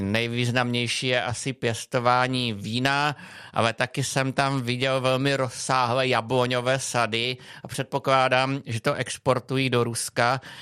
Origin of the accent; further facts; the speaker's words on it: Czechia; jsem řekl Čech